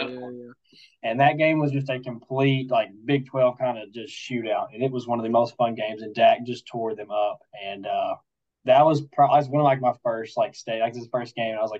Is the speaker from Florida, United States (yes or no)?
no; Arkansas, United States; I grew up in Arkansas